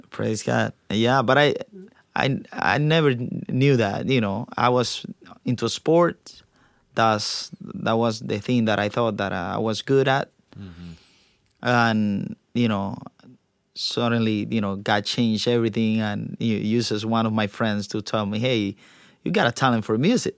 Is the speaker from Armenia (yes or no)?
no; Cuba; now in United States; I was born in Cuba